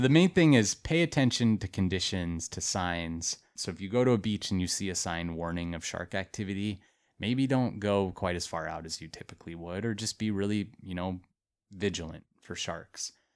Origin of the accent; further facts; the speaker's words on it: Montana, United States; But I, like, grew up in Montana. I'm from Montana.